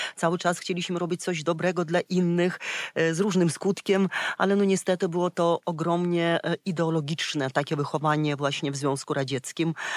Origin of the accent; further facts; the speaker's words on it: Ukraine; Polish is a second language; moved away; pochodzę z Czerka, z Ukrainy